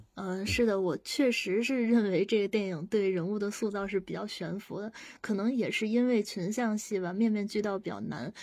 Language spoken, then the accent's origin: Chinese; China; 我们作为中国人，我们对亲情是有信仰在的